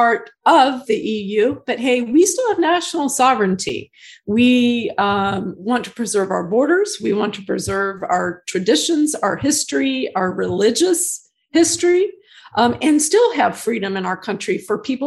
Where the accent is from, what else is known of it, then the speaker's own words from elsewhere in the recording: United States; growing up in the United States